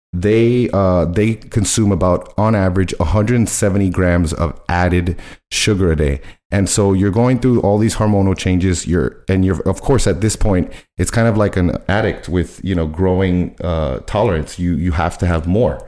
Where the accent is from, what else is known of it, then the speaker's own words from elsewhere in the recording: Miami, Florida, United States; I was born in Miami, raised in Miami